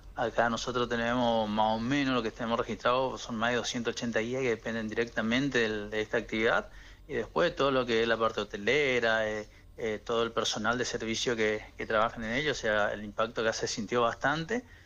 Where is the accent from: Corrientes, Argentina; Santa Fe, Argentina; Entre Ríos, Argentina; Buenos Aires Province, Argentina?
Corrientes, Argentina; Itá Ibaté; un amigo de la infancia acá de la localidad